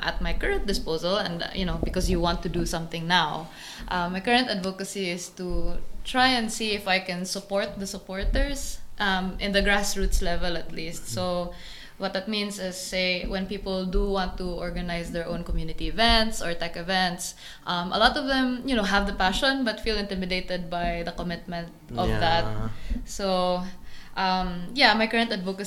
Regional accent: Bohol, Central Visayas, Philippines; also born or lived in Cebu; I was born in Cebu, but I was raised in Bohol.

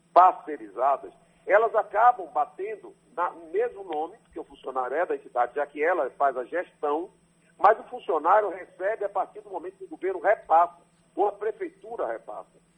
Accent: Salvador, Bahia, Brazil; also born or lived in Jequié; Eu nasci em Salvador, sou filho do ex-prefeito de Salvador

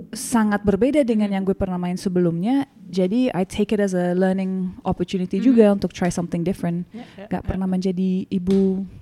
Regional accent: London, United Kingdom; Gue sebenarnya karena gak besar di Indonesia, gue besar di London dan I love Indonesian cinema

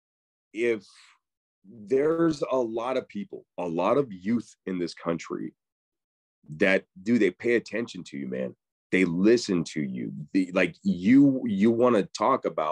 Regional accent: Mesa, Arizona, United States; now in Los Angeles, United States; I grew up in Mesa, Arizona

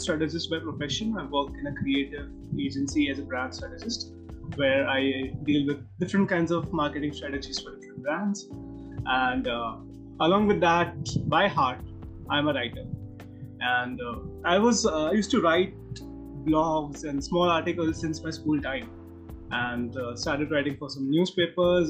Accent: Mumbai, Maharashtra, India; I hail from the city of Mumbai, but uh, my hometown is uh, a very small town.

